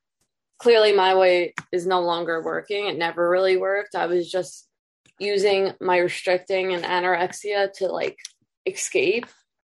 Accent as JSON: {"language": "English", "town": "Long Island", "region": "New York", "country": "United States", "said": "I'm from Long Island, New York."}